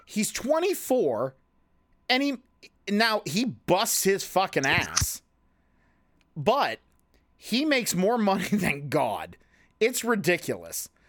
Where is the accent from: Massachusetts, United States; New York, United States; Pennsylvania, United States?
Pennsylvania, United States; Clearfield; also born or lived in Loughaven; I moved back to my hometown of where we love to make fun of so much, which is Clearfield.